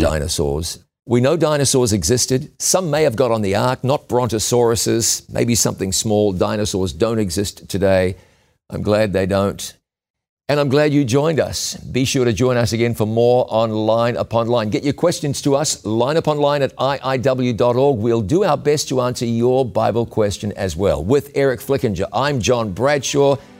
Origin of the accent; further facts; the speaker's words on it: New Zealand; moved away; in my, my home country of New Zealand